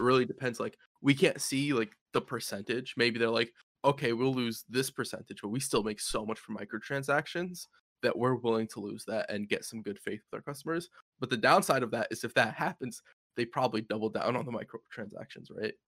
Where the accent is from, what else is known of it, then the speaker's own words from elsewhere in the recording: United States; As an American